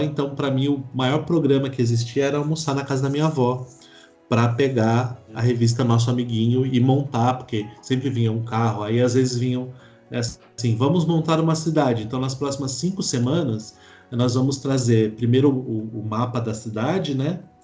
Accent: São Paulo, Brazil; also born or lived in Belo Horizonte; eu cresci ali, eu morei ali até os, até os 10

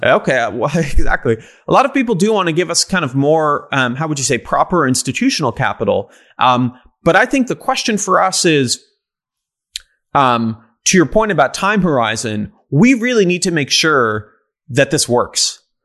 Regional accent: Israel; now in United States; I grew up in Israel

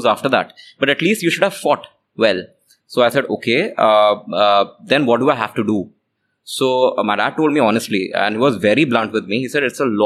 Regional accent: Chandigarh, India; also born or lived in Jalpaiguri, West Bengal; I was born in West Bengal. So I was born in Jalpaiguri, West Bengal. But my family moved from West Bengal quite early, like when I was 6 months old. So I was, I've been brought up in Chandigarh.

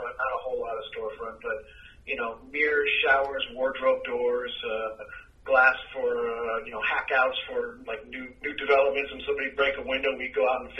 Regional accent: Orange County, Southern California, United States; also born or lived in Torrance, California / Fountain Valley, California / San Juan Capistrano, California / Dana Point, California; I'm a native Southern Californian, and I grew up primarily in Orange County

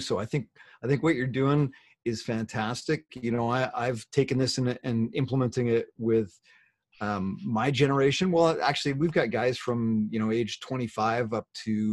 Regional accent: Canada; I'm Canadian

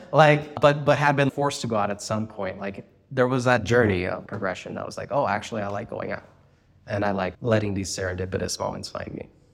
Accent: Santa Barbara, California, United States; first language Spanish and English; moved away as an adult; also born or lived in Germany / China / Kazakhstan / Mexico; now in San Francisco, United States; I am from Santa Barbara, California, and I speak six languages

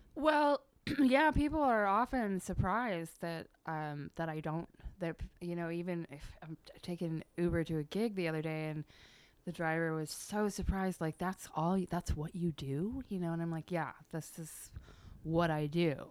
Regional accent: Eugene, Oregon, United States; moved away as an adult; now in Portland, United States; I was born and bred in Eugene

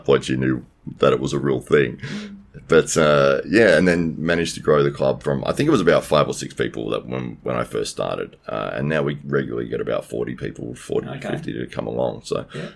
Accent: Adelaide, South Australia, Australia; From Adelaide

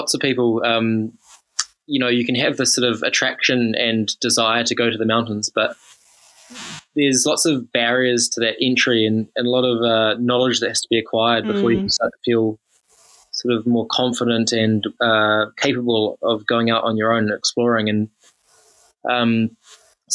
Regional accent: Taranaki, New Zealand; I grew up in Taranaki

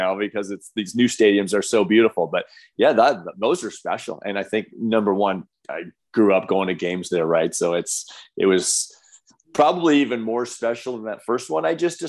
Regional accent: Windsor, Ontario, Canada

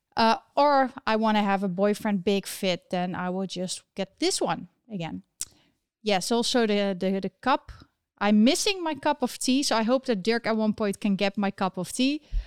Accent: Eindhoven, North Brabant, Netherlands; my home country of the Netherlands. Um, the place where I was born and raised, Eindhoven

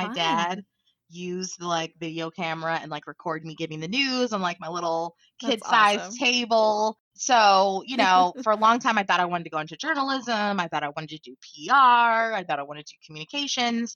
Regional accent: Baltimore, Maryland, United States; moved away; I grew up in Baltimore City

